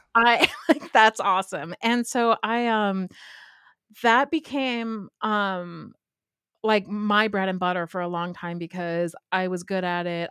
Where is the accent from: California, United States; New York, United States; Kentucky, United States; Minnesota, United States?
California, United States; Southern; now in Pittsburgh, United States; I grew up in Southern California